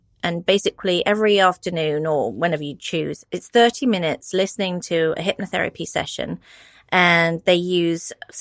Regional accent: United Kingdom; I'm British

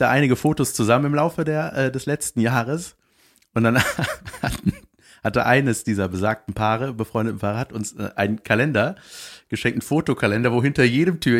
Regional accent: Berlin, Germany; Ja, wir kommen aus Berlin.

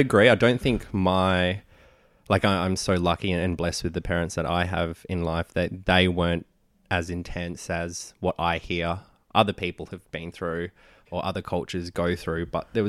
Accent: Philippines; but for me, Filipino, like I see myself as Filipino, not Asian, because culturally we're so different to, say, the Chinese, the Indonesian, the Indian.

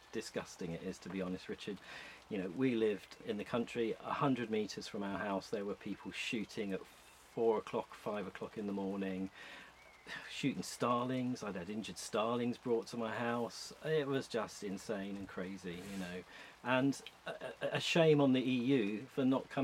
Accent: London, United Kingdom; moved away as an adult; also born or lived in Bristol; now in Scotland, United Kingdom; I was born in West London in the 1960s, and I lived in a town called Southall in the sort of Ealing West End of London.

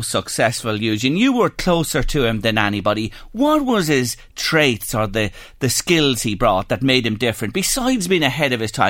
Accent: Drogheda, Leinster, Ireland; What's going on in my hometown, Drogheda? I'm a guy who was born and reared here. I've lived here all my life.

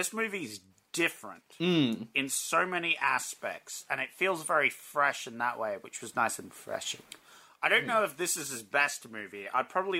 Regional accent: Australia; I'm Australian

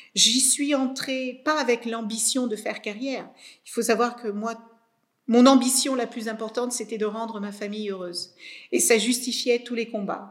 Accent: Cape Verde; moved away; moi je suis née au Cap Vert dans les années 72

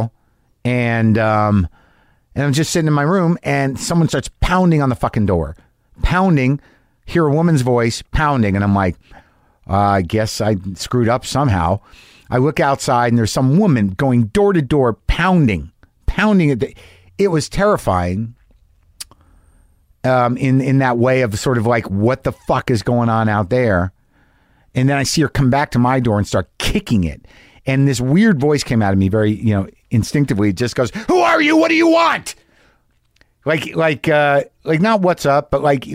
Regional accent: Albuquerque, New Mexico, United States; moved away; Albuquerque, New Mexico, my hometown

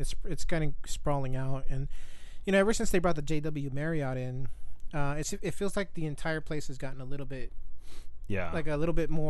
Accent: Ontario, California, United States; people say, hey, where are you from? Well, most people have never heard of Ontario, California.

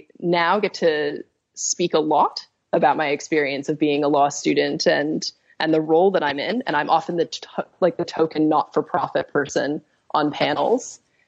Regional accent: Australia; growing up in Australia, the decisions we make every day affect the world that we live in.

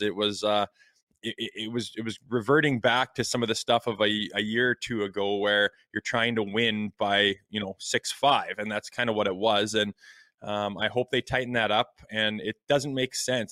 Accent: Canada; as a Canadian hockey fan

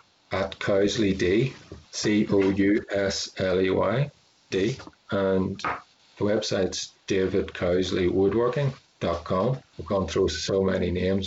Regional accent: Belfast, Northern Ireland, United Kingdom; I grew up in Belfast, I was a city kid

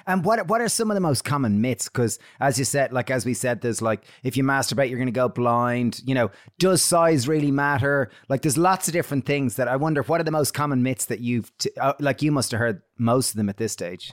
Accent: Ireland; we grew up in Catholic Ireland where you didn't talk about masturbation

